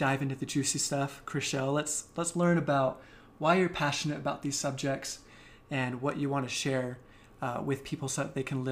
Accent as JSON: {"language": "English", "town": "Carlsbad", "region": "California", "country": "United States", "tie": "born or raised there", "said": "from Carlsbad, California. It's a place in San Diego. I lived in the same community my whole life until college"}